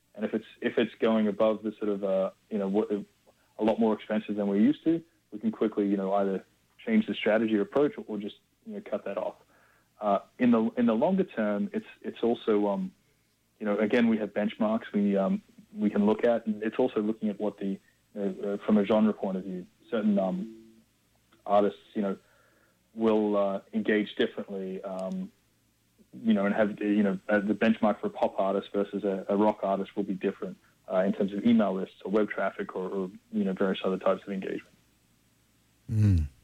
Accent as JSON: {"language": "English", "country": "Australia", "tie": "born or raised there", "said": "growing up in Australia"}